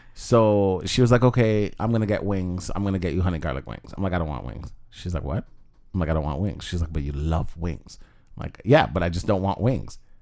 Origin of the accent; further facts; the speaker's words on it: Jamaica; now in Canada; I'm Jamaican